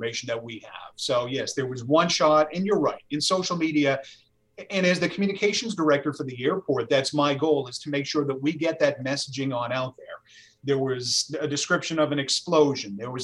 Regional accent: Cape Cod, Massachusetts, United States; I'm from Cape Cod.

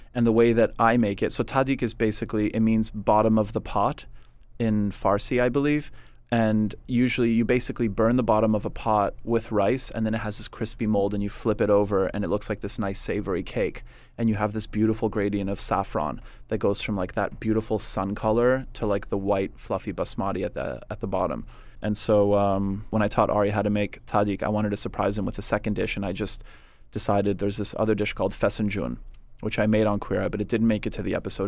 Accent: Montreal, Quebec, Canada; also born or lived in West Virginia; growing up in Montreal

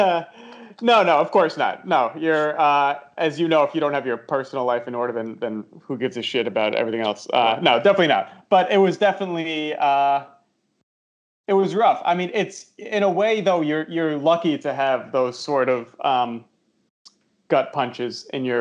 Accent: Westchester, New York, United States; I'm from New York originally. I was born yeah. in the city, but when I was about 4, my parents moved to Westchester, just outside the city, so grew up mostly there

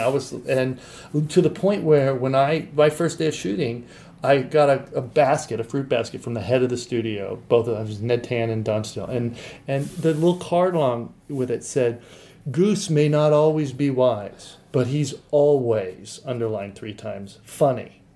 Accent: Santa Barbara, California, United States; I grew up in Santa Barbara

